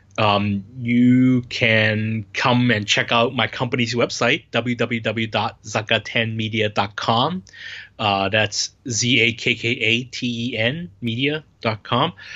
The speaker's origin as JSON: {"language": "English", "country": "United States", "moved": "as an adult", "lives_now": "Hong Kong", "said": "I'm qualified as an Asian person, an American person in Asia, or as Asian American"}